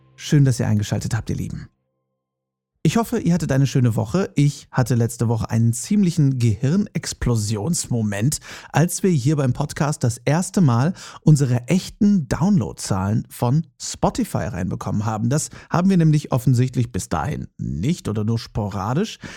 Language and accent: German; Herford, North Rhine-Westphalia, Germany; moved away; Ich komme gebürtig ja aus Westfalen, genauer gesagt aus Herford